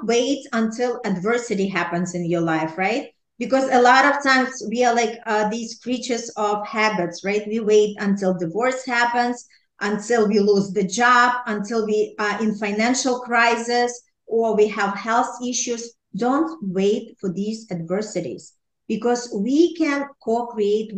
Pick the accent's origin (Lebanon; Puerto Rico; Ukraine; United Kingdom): Ukraine; now in New York City, United States; I was raised in Ukraine